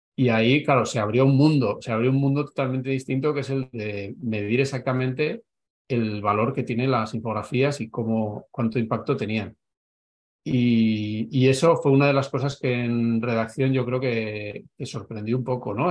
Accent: Navarre, Spain; moved away as an adult; also born or lived in Madrid; he estado 16 años en Madrid, yo soy de Navarra

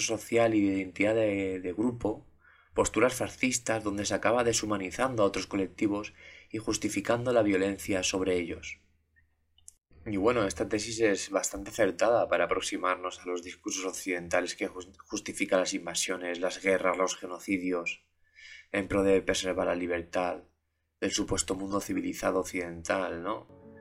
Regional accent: Valencia, Valencian Community, Spain; mi ciudad, en, Valencia, en España, donde yo soy

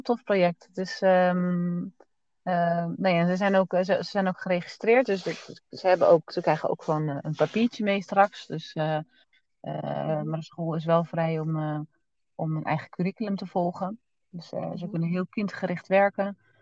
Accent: Netherlands; moved away as an adult; now in Portugal; we komen uit Nederland.

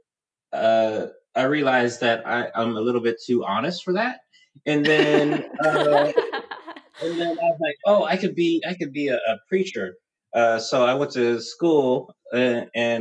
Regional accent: Houston, Texas, United States; I'm originally from Houston, Texas. So my earliest memories are of growing up in the suburbs of Houston, Texas

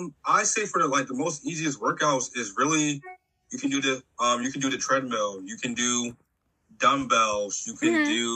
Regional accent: Philadelphia, Pennsylvania, United States; moved away; also born or lived in Maryland; I was born and raised in Philadelphia. I am now 28.

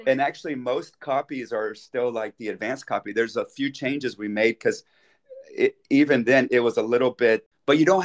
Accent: United States; moved away as an adult; also born or lived in Dallas, Texas; now in Switzerland; I'm an American, of course, living in Switzerland

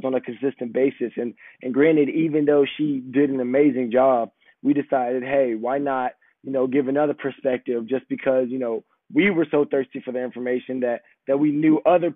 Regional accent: Atlanta, Georgia, United States; also born or lived in Washington, D.C. / Boston; I am from Atlanta, Georgia

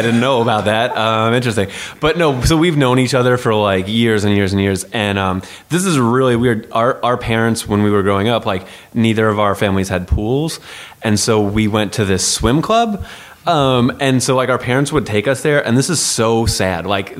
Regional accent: New York, United States; We grew up here in New York

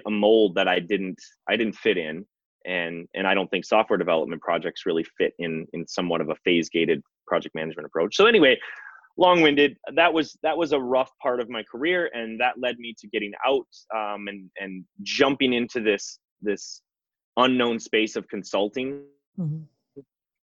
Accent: Wisconsin, United States; Born and raised in Wisconsin. I actually grew up on a dairy farm

